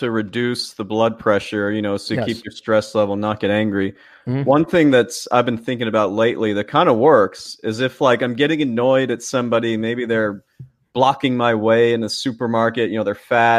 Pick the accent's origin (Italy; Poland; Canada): Canada; I'm Canadian, but I know people like this.